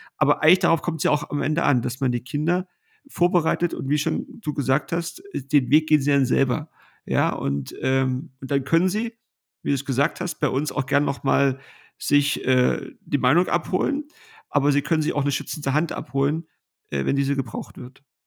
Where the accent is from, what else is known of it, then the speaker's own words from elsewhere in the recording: Kroppen, Brandenburg, Germany; getauft worden in unserer Familienkirche